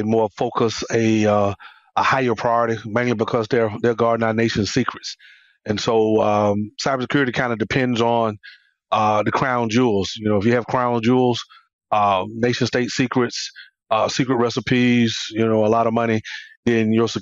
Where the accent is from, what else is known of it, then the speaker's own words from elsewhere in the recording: Atlanta, Georgia, United States; I'm from Atlanta, born and raised in Atlanta